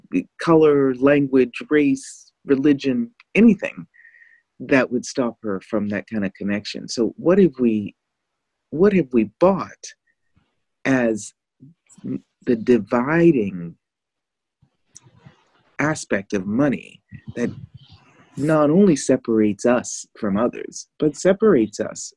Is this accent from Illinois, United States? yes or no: yes; Chicago, Illinois, United States; I'm from the States. I'm from Chicago. I'm from like the Obama, senators and stuff like that.